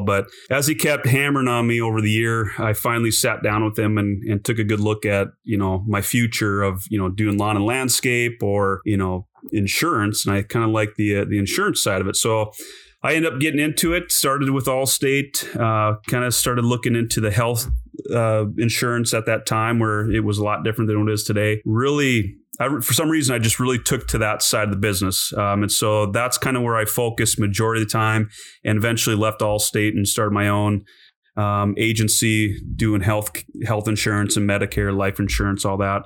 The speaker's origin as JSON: {"language": "English", "region": "North Dakota", "country": "United States", "tie": "born or raised there", "also_born_or_lived": "Montana", "moved": "as an adult", "said": "I grew up in North Dakota"}